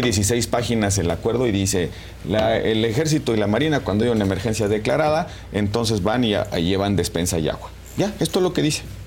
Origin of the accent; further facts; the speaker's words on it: Mexico; como mexicano